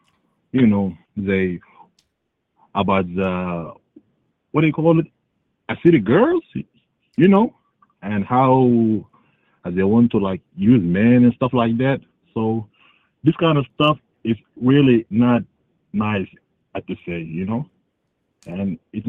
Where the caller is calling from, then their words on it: Atlanta, Georgia, United States; I'm calling from Atlanta, Georgia, even though I am African.